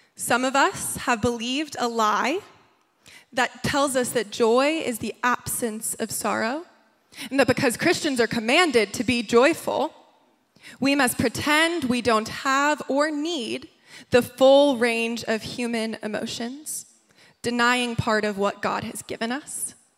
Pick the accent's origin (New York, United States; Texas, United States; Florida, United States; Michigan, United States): New York, United States; moved away as an adult; also born or lived in Nashville, Tennessee; now in Los Angeles, United States; I grew up in New York, and then I went to college in Nashville, Tennessee